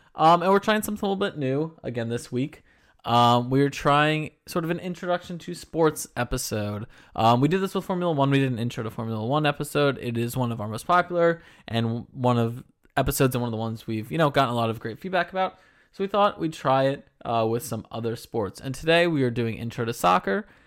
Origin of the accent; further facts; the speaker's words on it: Philadelphia, Pennsylvania, United States; I'm from Philadelphia